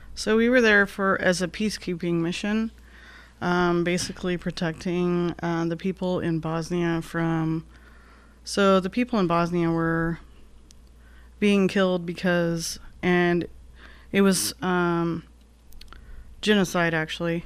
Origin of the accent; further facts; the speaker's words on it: Glendale, Arizona, United States; also born or lived in Ajo, Arizona; growing up in Glendale